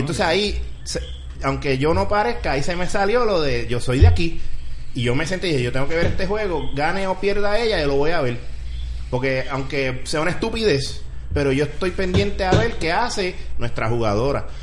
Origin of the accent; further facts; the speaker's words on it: Puerto Rico; como puertorriqueño